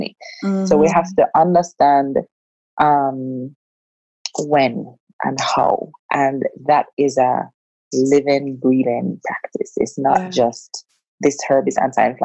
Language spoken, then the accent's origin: English; Jamaica; being a Jamaican